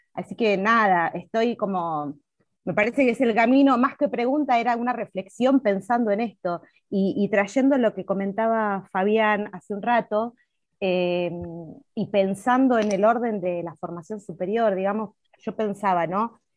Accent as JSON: {"language": "Spanish", "region": "Neuquén", "country": "Argentina", "said": "quienes somos neuquinos y neuquinas"}